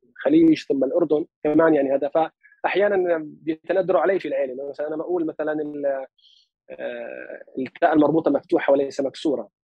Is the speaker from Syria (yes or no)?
no; Palestine; accent: Palestinian dialect of Lebanon; also born or lived in Lebanon; طبعا هي لهجتي لهجه الفلسطين في لبنان اللي هي احنا بلبنان لهجتنا اقرب كثير من 48 لكن بدي اقول لك مطعم شوي باللهجه مش كثير لكن شوي باللهجه اللبنانيه